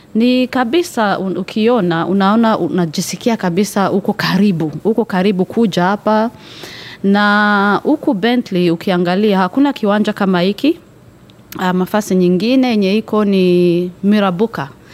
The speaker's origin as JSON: {"language": "Swahili", "country": "Rwanda", "moved": "yes", "lives_now": "Perth, Australia", "said": "mi natokea Rwanda"}